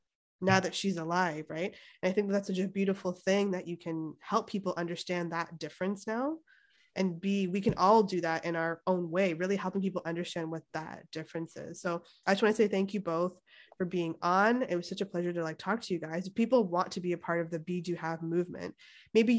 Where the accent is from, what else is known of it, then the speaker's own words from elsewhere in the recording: Toronto, Ontario, Canada; moved away as an adult; now in Santa Cruz, United States; I'm Canadian. And they're like, where? I'm like, oh yeah, from Toronto